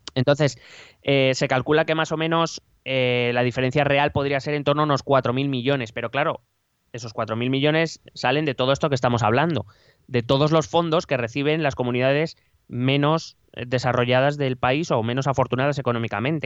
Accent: Community of Madrid, Spain; somos de Madrid

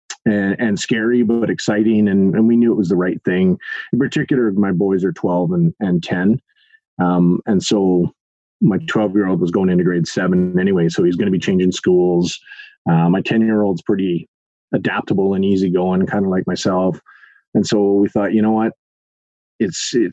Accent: Duncan, British Columbia, Canada; moved away as an adult; also born or lived in Edmonton, Alberta; from Duncan, born and raised in Duncan

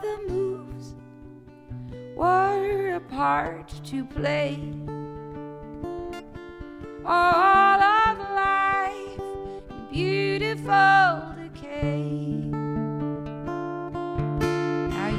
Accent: Ireland; I'm Irish

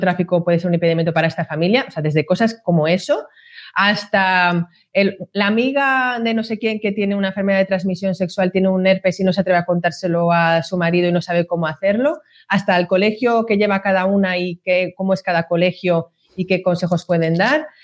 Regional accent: Madrid, Community of Madrid, Spain; yo soy del barrio de la Prosperidad de Madrid

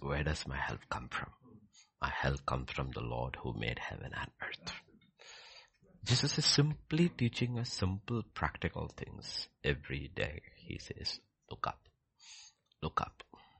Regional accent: Egypt; Because I have come from Egypt. I grew up in Egypt.

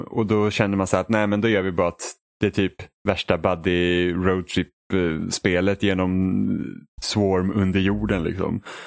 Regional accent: Sweden; jag var från Sverige

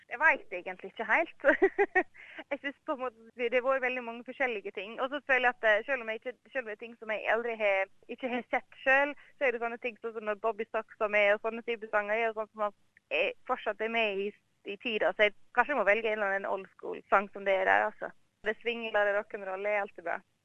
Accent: Norway; moved away as an adult; now in Australia; Vi har jo alltid sett det hjemme i Norge

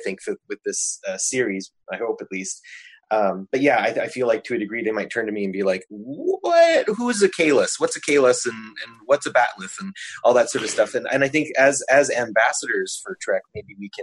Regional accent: Canada; I'm a Canadian who doesn't have cable

